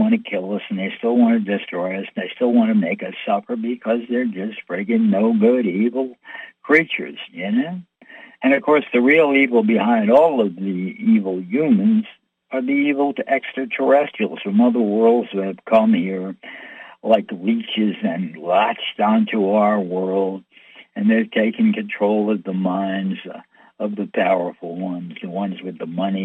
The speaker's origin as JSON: {"language": "English", "country": "United States", "tie": "born or raised there", "said": "I'm an American born, American lived here all my life."}